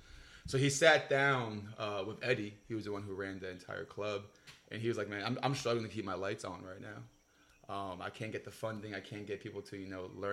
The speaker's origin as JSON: {"language": "English", "country": "Honduras", "said": "I'm from Honduras, so shout out to my Honduran friends out there."}